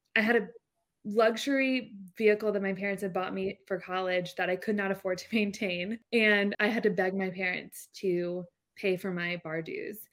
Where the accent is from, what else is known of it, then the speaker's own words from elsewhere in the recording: Jacksonville, Florida, United States; I'm from Jacksonville, Florida. I was actually adopted, which is, like, a random fact, but grew up in, in Jacksonville